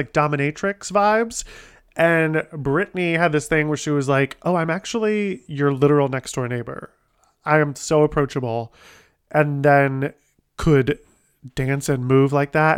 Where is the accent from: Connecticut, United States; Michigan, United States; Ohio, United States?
Ohio, United States; my hometown in Ohio.